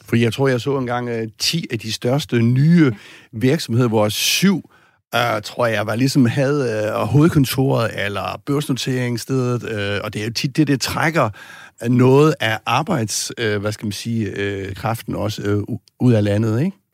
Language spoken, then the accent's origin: Danish; Southern Jutland, Southern Denmark, Denmark; jeg kommer fra Sønderjylland ud fra landet